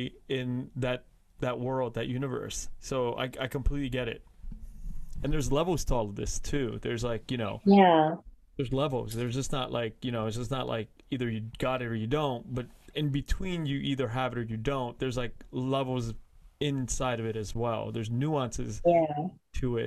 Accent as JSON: {"language": "English", "town": "Los Angeles", "region": "California", "country": "United States", "tie": "born or raised there", "said": "I grew up in Koreatown, but Koreatown"}